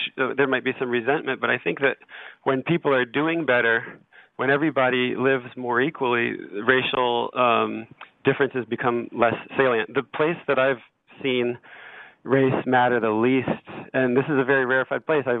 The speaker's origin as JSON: {"language": "English", "country": "United States", "moved": "yes", "lives_now": "Paris, France", "said": "it's understood that I'm American and my primary identity is national and not racial, and people don't really know what my racial background is."}